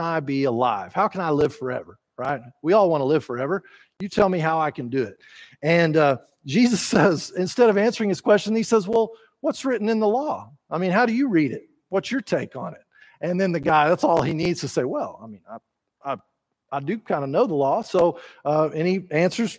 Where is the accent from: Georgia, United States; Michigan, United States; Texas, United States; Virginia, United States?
Texas, United States; not everyone uses polite manners like we do down here